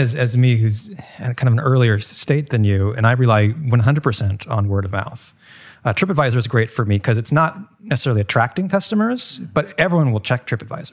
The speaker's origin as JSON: {"language": "English", "town": "Seattle", "region": "Washington", "country": "United States", "moved": "yes", "lives_now": "New York, United States", "said": "I'm from Seattle and I drove across the country on my move to New York"}